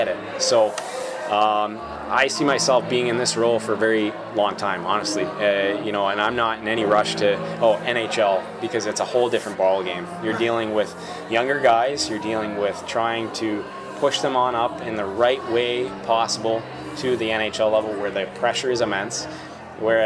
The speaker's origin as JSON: {"language": "English", "town": "Boston", "region": "Massachusetts", "country": "United States", "tie": "born or raised there", "moved": "yes", "said": "in Boston, which is my hometown"}